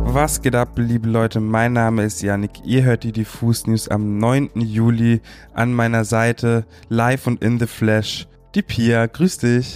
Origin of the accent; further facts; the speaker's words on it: Munich, Bavaria, Germany; nach Bayern, nach Minga, meiner Heimatstadt